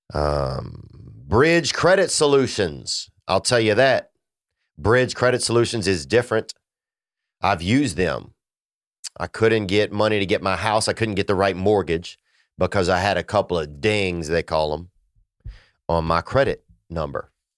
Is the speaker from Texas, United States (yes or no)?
no; Louisiana, United States; moved away; my family in Louisiana. Um, you know, I miss, uh, I miss my hometown some